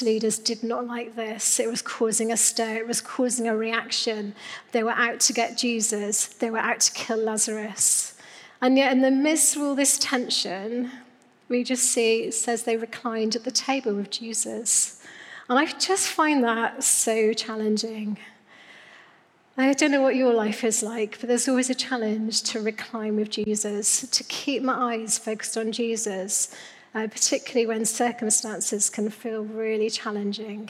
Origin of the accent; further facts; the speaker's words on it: Newquay, South West England, United Kingdom; moved away; I'm from Cornwall, Newquay girl. So this is this summer I took my kids for the first time back to Newquay, where I grew up